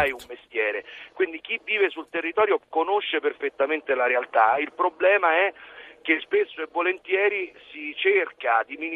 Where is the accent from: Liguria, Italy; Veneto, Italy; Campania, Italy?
Campania, Italy; a municipality near the Terra dei Fuochi; now in Rome, Italy; Io sono di Roma ma sono, nato, sono cresciuto eh, in uno dei comuni che non è della Terra dei Fuochi.